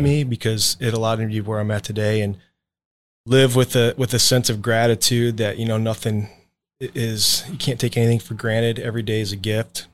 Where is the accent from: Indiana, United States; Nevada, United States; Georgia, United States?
Indiana, United States; moved away as an adult; also born or lived in Ohio; I was born in Ohio. I lived in Ohio two thousand fourth grade, then we moved to Indiana